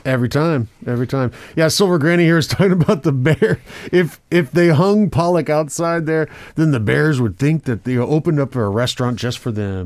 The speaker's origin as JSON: {"language": "English", "country": "Brazil", "tie": "born or raised there", "moved": "yes", "lives_now": "Korea", "said": "I grew up with that in Brazil"}